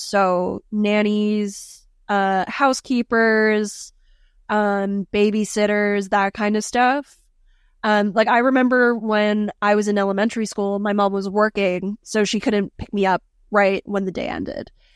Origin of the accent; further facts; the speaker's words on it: Philippines; I'm Filipino